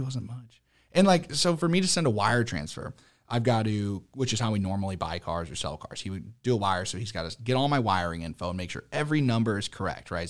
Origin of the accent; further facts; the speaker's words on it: St. Louis, Missouri, United States; I grew up in Saint Louis